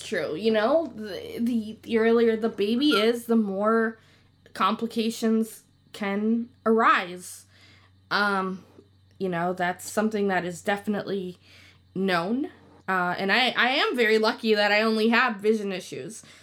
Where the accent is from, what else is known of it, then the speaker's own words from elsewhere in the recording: Chicago, Illinois, United States; now in Wisconsin, United States; I'm originally from Chicago, Illinois